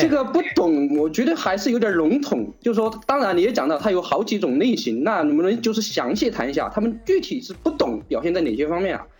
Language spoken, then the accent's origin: Chinese; China; 所以我们中国人很多